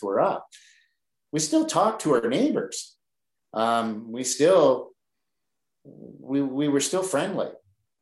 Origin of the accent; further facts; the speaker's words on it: Oshawa, Ontario, Canada; I grew up in Oshawa